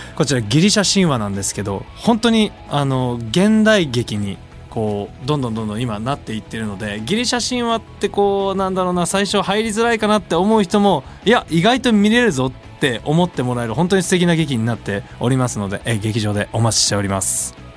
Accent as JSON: {"language": "Japanese", "region": "Osaka", "country": "Japan", "tie": "born or raised there", "accent": "Kansai dialect", "moved": "yes", "lives_now": "Tokyo, Japan", "said": "俺が地元の大 阪帰ってさ実家帰った時に"}